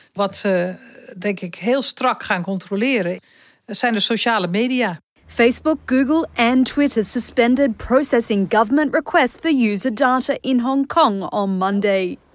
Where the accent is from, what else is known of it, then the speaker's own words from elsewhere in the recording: Netherlands; ik als Nederlander, wonende in Nederland